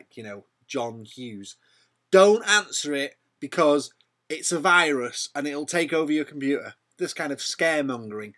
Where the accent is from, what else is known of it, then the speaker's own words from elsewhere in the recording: United Kingdom; I'm British. I'm as British as the next man.